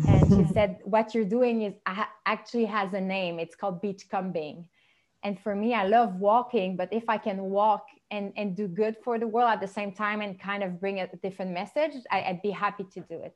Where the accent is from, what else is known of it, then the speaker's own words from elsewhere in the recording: Montreal, Quebec, Canada; first language French; English is a second language; I'm from Montreal, and I mostly speak French.